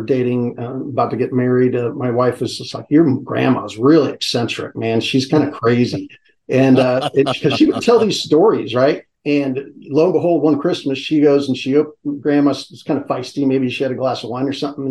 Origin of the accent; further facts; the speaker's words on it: San Francisco, California, United States; also born or lived in Chico, California; I was born in San Francisco, St. Mary's Hospital.